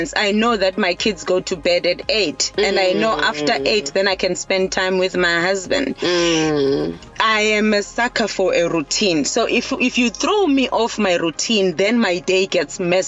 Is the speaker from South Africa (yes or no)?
yes; Eastern Cape, South Africa; now in KwaZulu-Natal, South Africa; I'm all the way from the Eastern Cape. I grew up in the Eastern Cape. However, I'm based in KZN now.